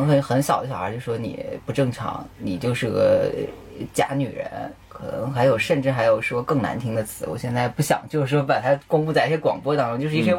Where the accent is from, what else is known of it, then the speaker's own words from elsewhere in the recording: Shanxi, China; moved away as an adult; now in Beijing, China; 我是山西人。